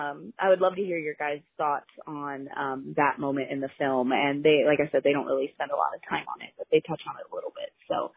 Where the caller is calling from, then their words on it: Ohio, United States; I'm calling from Ohio